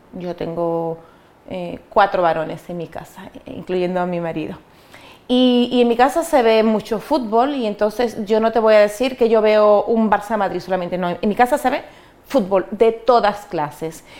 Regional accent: Dominican Republic; moved away as an adult; now in Spain; yo soy dominicana y yo vengo a España

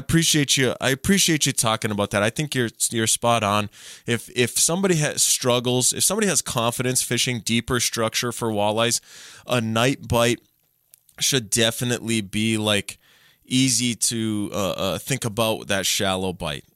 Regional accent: Minnesota, United States; I was born and raised in Minnesota.

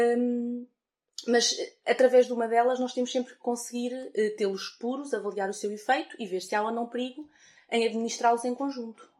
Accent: Fornos de Algodres, Guarda, Portugal; moved away as an adult; now in Coimbra, Portugal; na minha terra, em, em Fornos de Algodres, na Guarda

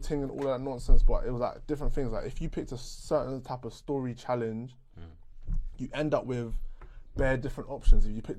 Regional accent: England, United Kingdom; obviously we've all grown up in England

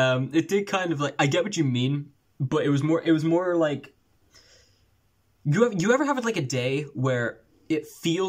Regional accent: Ireland; moved away; I'm Irish, bro.

